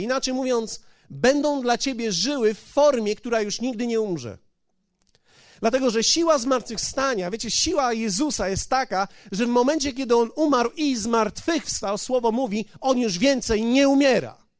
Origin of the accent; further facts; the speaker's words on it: Poland; Ja jestem z Polski